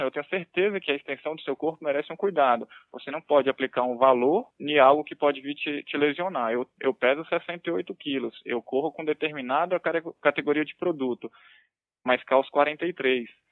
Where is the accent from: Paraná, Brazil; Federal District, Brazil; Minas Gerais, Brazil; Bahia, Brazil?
Federal District, Brazil; Brasília; also born or lived in Pernambuco; Então, sou de Brasília, né? moro aqui há, desde que eu nasci, vamos dizer assim. Sou pernambucano na realidade, mas sou radicado aqui em Brasília. Só nasci lá e vim para cá